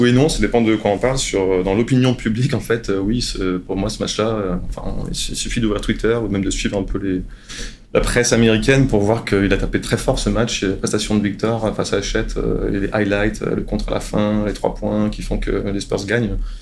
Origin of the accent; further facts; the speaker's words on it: France; now in San Antonio, United States; je suis français, que je suis ici